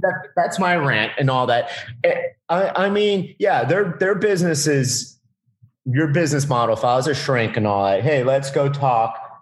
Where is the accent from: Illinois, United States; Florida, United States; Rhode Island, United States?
Florida, United States; Miami; I live in South Florida. I'm from Miami